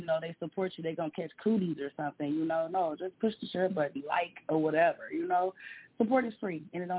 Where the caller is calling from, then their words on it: Detroit, Michigan, United States; I'm calling from Detroit, Michigan, of course.